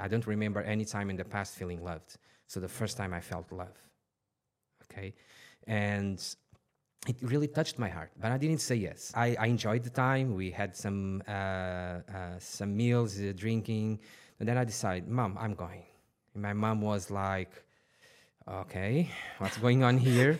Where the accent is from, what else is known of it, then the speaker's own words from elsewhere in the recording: Portugal; now in Dubai, United Arab Emirates; I was born in, in Portugal, t, uh, twenty minutes from Lisbon.